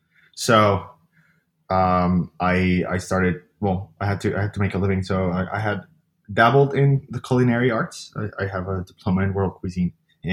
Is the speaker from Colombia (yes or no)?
yes; Colombia; now in New York City, United States; I live in New York City. I moved here from Colombia a while ago, about 10 years ago.